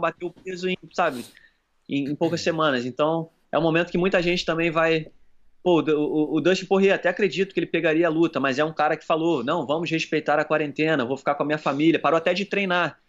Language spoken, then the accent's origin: Portuguese; Brazil; eu sou do Brasil